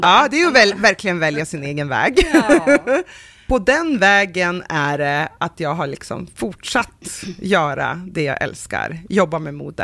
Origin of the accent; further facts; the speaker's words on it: Norrland, Sweden; vi är från Norrland